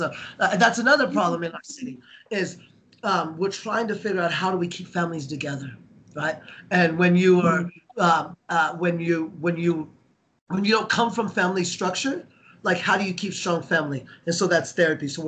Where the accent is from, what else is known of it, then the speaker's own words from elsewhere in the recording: Denver, Colorado, United States; as a kid here growing up in Denver